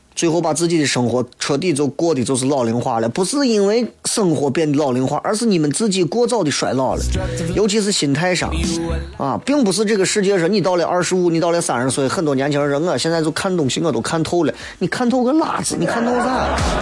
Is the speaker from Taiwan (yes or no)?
no; Shaanxi, China; 作为一个陕西人，我们可以深情地款待朋友